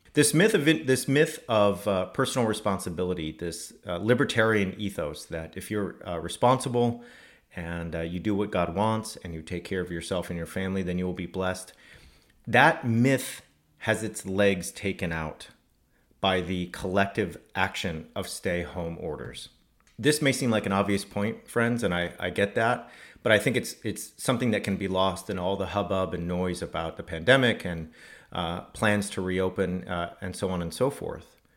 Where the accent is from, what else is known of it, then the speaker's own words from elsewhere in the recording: California, United States; moved away; living in my home state of California